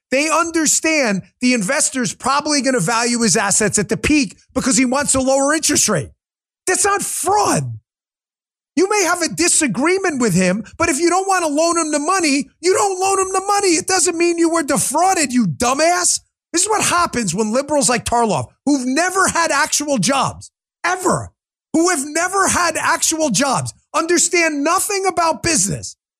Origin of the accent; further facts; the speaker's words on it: New York, United States; moved away; It's my home state. I grew up there